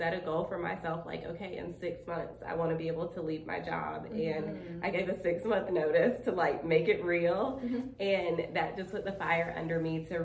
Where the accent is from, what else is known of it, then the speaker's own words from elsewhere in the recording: Spartanburg, South Carolina, United States; I grew up in Spartanburg, South Carolina